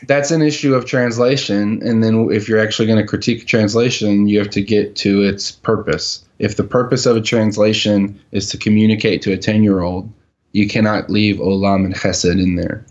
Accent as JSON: {"language": "English", "country": "United States", "said": "I'm from America and that's how we do things."}